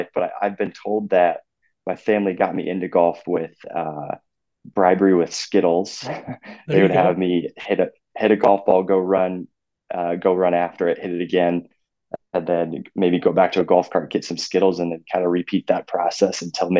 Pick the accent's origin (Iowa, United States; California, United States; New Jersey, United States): Iowa, United States; Clive; I've been in the area of Iowa, central Iowa, basically my whole life. I grew up in Clive